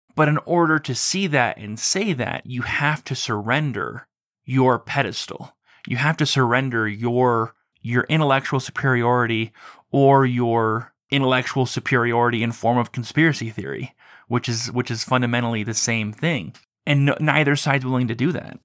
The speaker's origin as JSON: {"language": "English", "country": "United States", "tie": "born or raised there", "said": "you and I were growing up in the United States"}